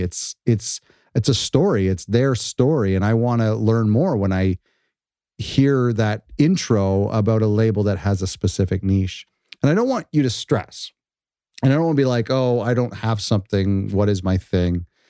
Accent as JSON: {"language": "English", "country": "Canada", "said": "I'm Canadian"}